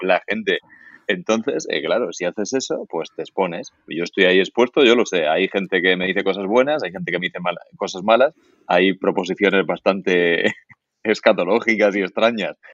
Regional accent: Murcia, Region of Murcia, Spain; soy murciano del barrio del Carmen de Murcia

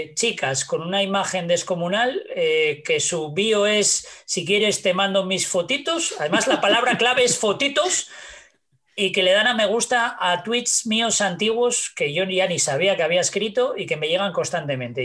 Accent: Asturias, Spain; creo que solo tenemos los asturianos, ¿eh? O sea, entre nosotros aquí en Asturias nos, pegamos a, palos.

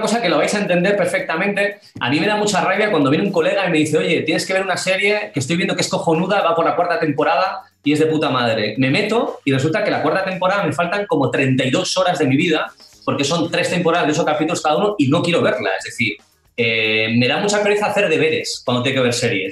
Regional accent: Irún, Basque Country, Spain; Yo soy de Irún

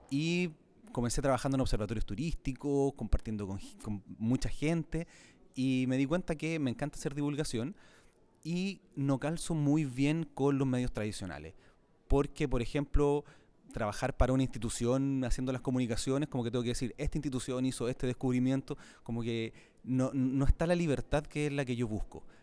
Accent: Santiago, Santiago Metropolitan Region, Chile; Sí, yo soy chileno y trato siempre de mantener el acento porque es importante eh, y soy de Santiago de Chile, sí.

